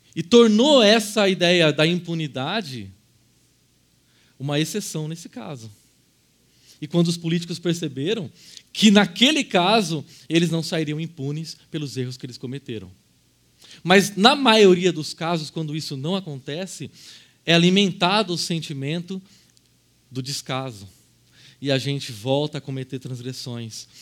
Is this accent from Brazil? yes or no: yes; Brazil